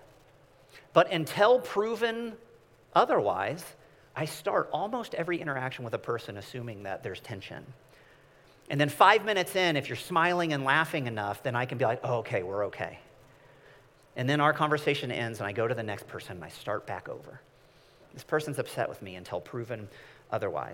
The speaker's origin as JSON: {"language": "English", "region": "Midwest", "country": "United States", "said": "I am from the Midwest"}